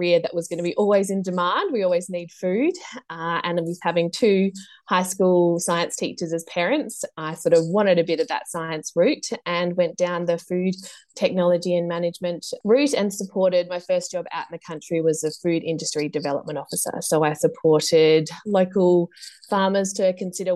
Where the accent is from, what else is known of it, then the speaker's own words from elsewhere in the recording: Adelaide, South Australia, Australia; I grew up in Adelaide